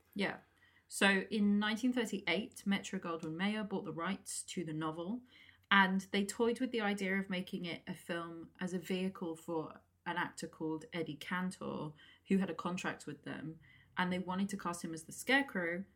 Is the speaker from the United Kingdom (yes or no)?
yes; England, United Kingdom; I keep saying aluminum. We're English.